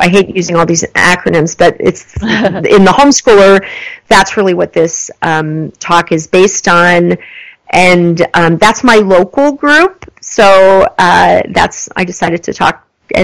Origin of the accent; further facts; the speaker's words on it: United States; moved away; also born or lived in New York / Texas; I grew up in New York and Texas.